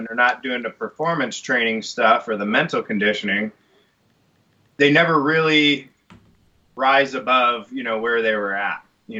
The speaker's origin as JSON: {"language": "English", "region": "Michigan", "country": "United States", "moved": "yes", "said": "I came from Michigan"}